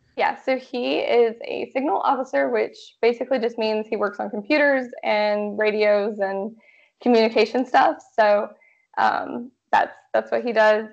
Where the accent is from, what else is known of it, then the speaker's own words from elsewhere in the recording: Georgia, United States; moved away as an adult; now in Washington, United States; Originally, I'm from Georgia